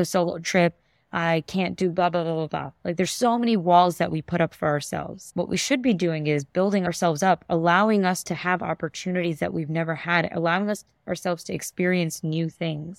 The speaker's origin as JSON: {"language": "English", "town": "New York City", "region": "New York", "country": "United States", "tie": "born or raised there", "said": "I love being a native New Yorker, born and brought up in Queens, New York."}